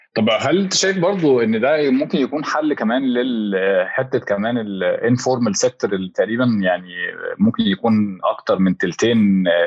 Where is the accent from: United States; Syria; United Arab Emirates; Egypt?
Egypt